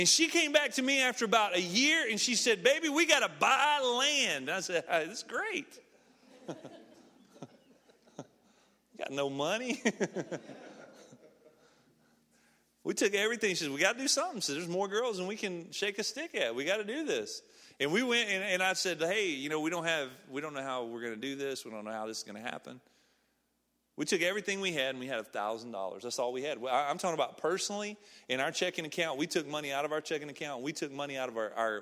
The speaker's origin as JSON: {"language": "English", "town": "Snead", "region": "Alabama", "country": "United States", "moved": "as an adult", "lives_now": "Ecuador", "said": "I'm from Alabama. I'm from a small town called Sneed, Alabama."}